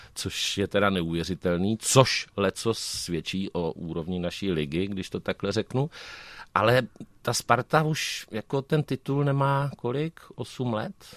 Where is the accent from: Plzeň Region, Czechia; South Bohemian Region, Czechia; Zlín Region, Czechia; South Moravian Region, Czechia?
South Moravian Region, Czechia; Hustopeče; also born or lived in Hodonín; já jsem celý život vyrůstal v Hustopečích u Brna, ale narodil jsem se v Hodoníně